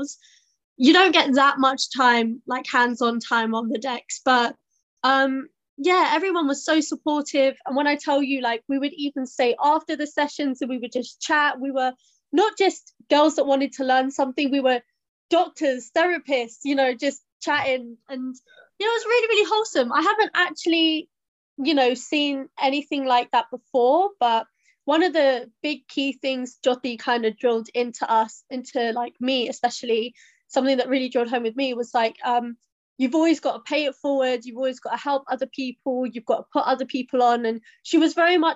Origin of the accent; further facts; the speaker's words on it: Southall, London, United Kingdom; I'm from Southall and I'm a DJ